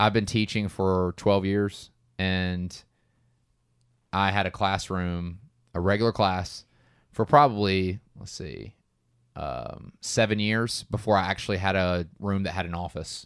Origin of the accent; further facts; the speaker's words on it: Georgia, United States; we are from Georgia